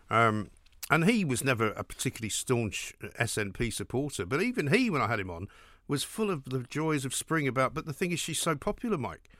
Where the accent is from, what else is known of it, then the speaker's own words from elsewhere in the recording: England, United Kingdom; we're from England